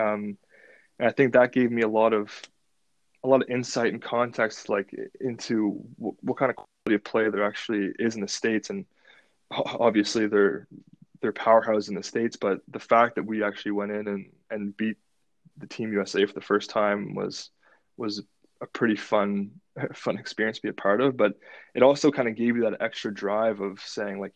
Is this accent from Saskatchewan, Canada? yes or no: no; Ottawa, Ontario, Canada; I wanted to play in my hometown